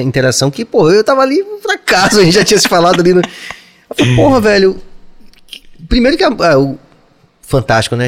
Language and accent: Portuguese; Bahia, Brazil; eu digo a todo mundo que eu sou o regueiro mais carnavalesco do universo e sou baiano